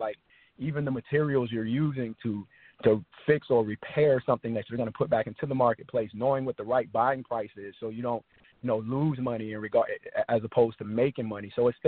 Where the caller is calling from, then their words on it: Dallas, Texas, United States; I'm calling from Dallas, Texas.